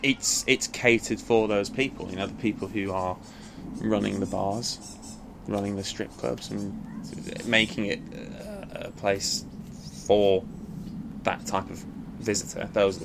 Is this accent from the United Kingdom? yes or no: yes; Blackpool, North West England, United Kingdom; born or raised there; moved away as an adult; also born or lived in Long Island, New York, United States; now in London, United Kingdom